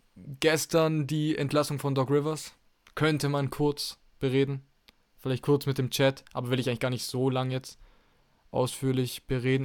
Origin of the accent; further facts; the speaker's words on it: Germany; bei uns in Deutschland